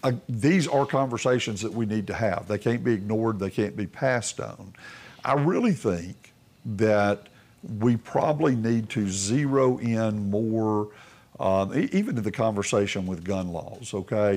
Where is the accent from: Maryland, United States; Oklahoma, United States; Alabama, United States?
Alabama, United States; Tuscaloosa; I grew up in Tuscaloosa